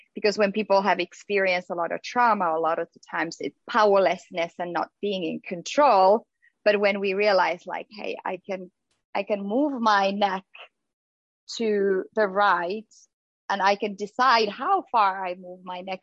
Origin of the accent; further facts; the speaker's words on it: Finland; now in United States; growing up in Finland